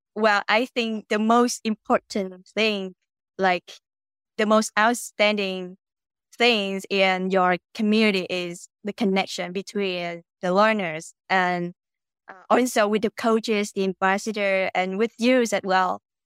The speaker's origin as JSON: {"language": "English", "country": "Vietnam", "second_language": "English", "said": "I'm Vietnamese, and I'm currently living in Vietnam."}